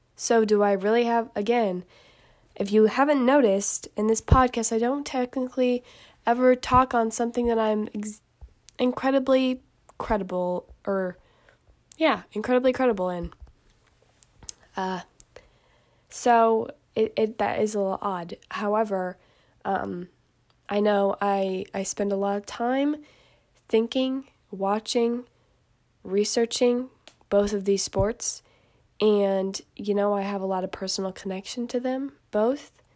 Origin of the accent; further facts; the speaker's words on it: Indiana, United States; I am from Indiana